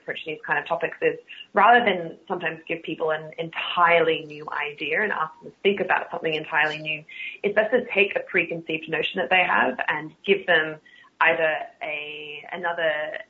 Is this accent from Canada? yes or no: no; Australia; accent: Australian; In my Australia, in my Australian accent, R's aren't a thing that exists in the first place.